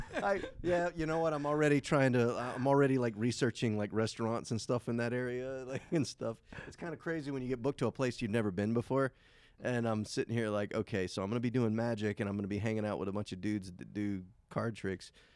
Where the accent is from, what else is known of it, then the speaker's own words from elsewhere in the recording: Savannah, Georgia, United States; also born or lived in Effingham County, Georgia; I'm from Savannah, Georgia. I live right outside of Savannah, Georgia, in a little town called Effingham